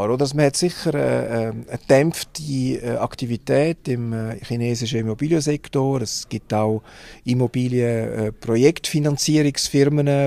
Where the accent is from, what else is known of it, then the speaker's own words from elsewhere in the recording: Switzerland; wir haben auch Technologie in der Schweiz, selbstverständlich, aber, aber nicht in dieser Form